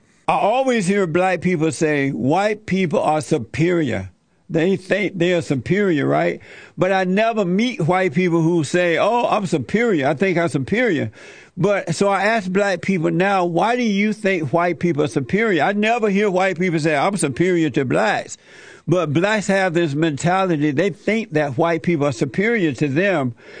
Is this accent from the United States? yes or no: yes; Alabama, United States; I grew up in Alabama on a plantation and under the Jim Crow laws.